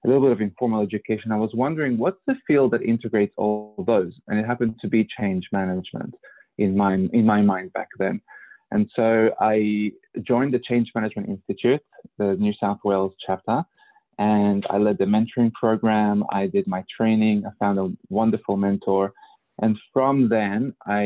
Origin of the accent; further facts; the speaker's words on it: Mexico; moved away as an adult; also born or lived in Australia; now in California, United States; I'm Australian by choice, meaning that I grew up mostly in Mexico and Australia, and I went to Australia when I was 21.